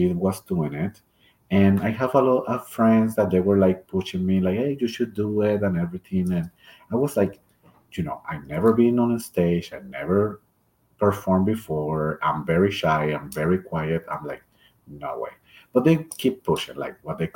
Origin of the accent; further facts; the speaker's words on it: Puerto Rico; English is a second language; moved away as an adult; now in Boise, United States; I am from the beautiful island of Puerto Rico, born and raised there, lived all my life, and moved here to Boise